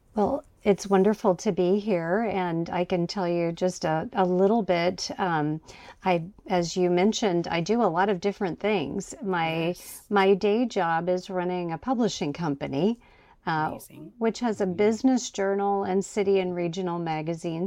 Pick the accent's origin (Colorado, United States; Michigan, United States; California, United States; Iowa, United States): Iowa, United States; Huxley; moved away; I was born in a tiny town called Huxley, Iowa. I left and lived all over the country, and then I came back to my hometown of Huxley, Iowa, population 4,288.